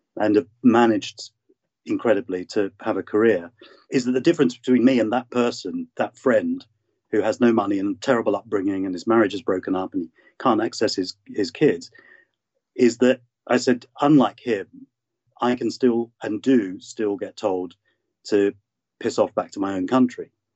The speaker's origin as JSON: {"language": "English", "region": "London", "country": "United Kingdom", "tie": "born or raised there", "said": "I was born in London and brought up here"}